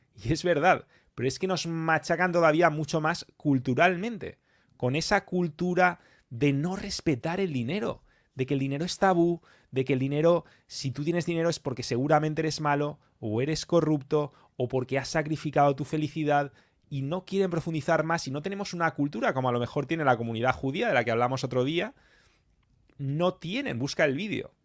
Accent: Spain; yo como español

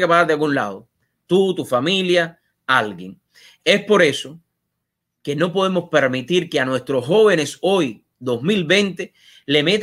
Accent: Cuba; moved away as an adult; salí de Cuba con 20 años. Salí de Cuba buscando libertad, que era lo que no tenía en Cuba.

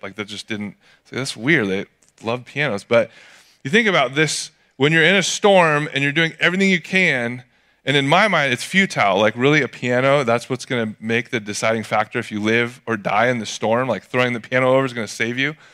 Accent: Atascadero, California, United States; growing up in Atascadero

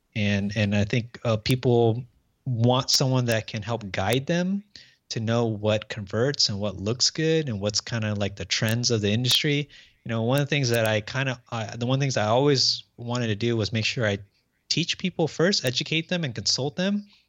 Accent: Orange County, Southern California, United States; from Orange County, Southern California, uh, born and raised here

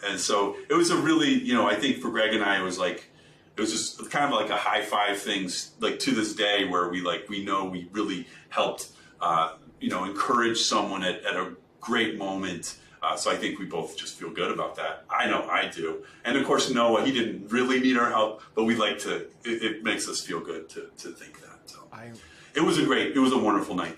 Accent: Kentucky, United States; I'm from Kentucky

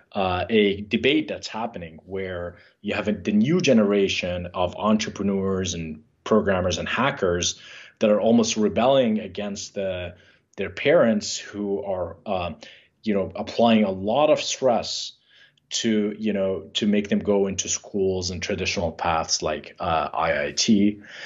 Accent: Jordan; moved away; we grew up in Jordan

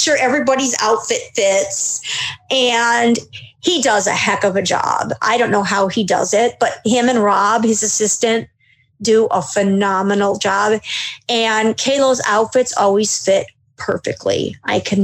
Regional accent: Cleveland, Ohio, United States; I'm from Cleveland

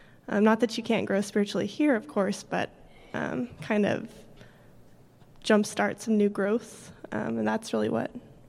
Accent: Alpine, Texas, United States; also born or lived in Artesia, New Mexico; I'm from West Texas, Alpine, and then Southern New Mexico, Artesia as well.

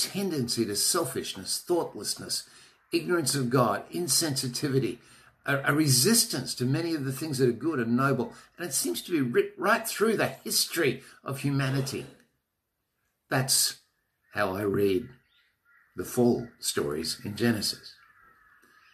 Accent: Australia; I'm an Australian.

